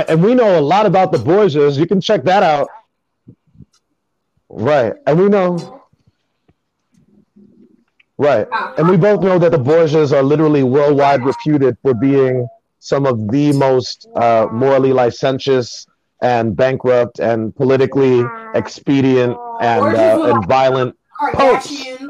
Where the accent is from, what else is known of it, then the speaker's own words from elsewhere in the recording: Jamaica; As I mentioned before, me being Jamaican